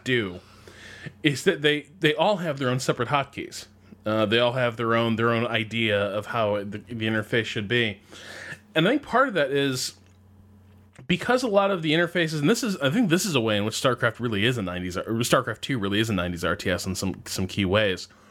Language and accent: English; United States; being an American